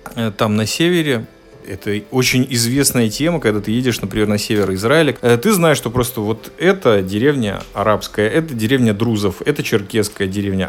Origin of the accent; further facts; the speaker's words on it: Latvia; я родом из Латвии. Когда я, родившийся и выживший там 16-17 лет